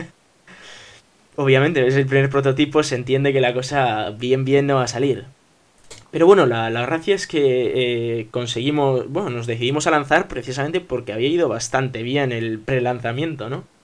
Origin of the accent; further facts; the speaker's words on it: Bilbao, Basque Country, Spain; somos de Bilbao